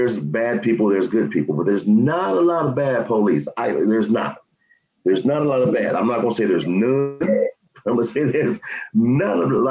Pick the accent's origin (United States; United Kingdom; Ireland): United States; Los Angeles, California; now in Las Vegas, United States; I'm from South Central